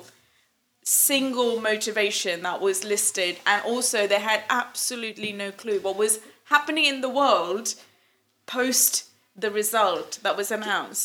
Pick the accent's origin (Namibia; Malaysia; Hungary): Malaysia; now in England; we're from Malaysia